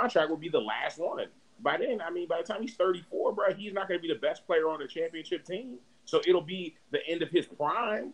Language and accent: English; Daytona Beach, Florida, United States; I'm from Daytona